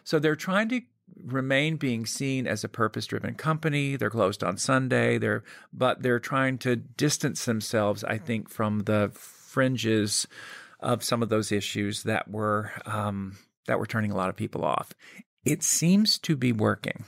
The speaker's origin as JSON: {"language": "English", "town": "Birmingham", "region": "Alabama", "country": "United States", "tie": "born or raised there", "said": "I grew up in Birmingham, Alabama"}